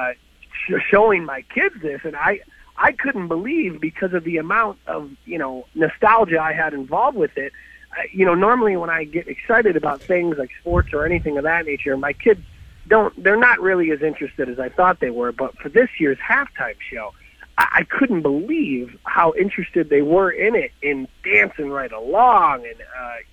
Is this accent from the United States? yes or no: yes; Michigan, United States; I'm from Michigan